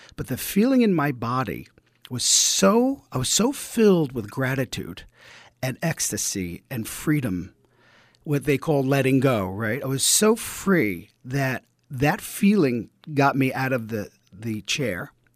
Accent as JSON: {"language": "English", "town": "New York City", "region": "New York", "country": "United States", "tie": "born or raised there", "accent": "East Coast", "said": "I grew up in Brooklyn in, uh, Bensonhurst, the blue collar family"}